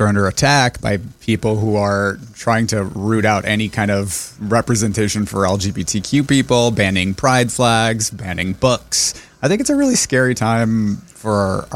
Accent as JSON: {"language": "English", "town": "Irvine", "region": "California", "country": "United States", "tie": "born or raised there", "said": "I was born and raised here. I was born and raised in Irvine"}